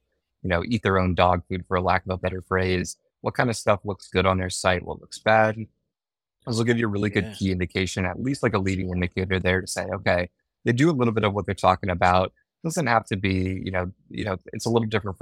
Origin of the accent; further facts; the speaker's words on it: San Francisco Bay Area, California, United States; I grew up in the San Francisco Bay Area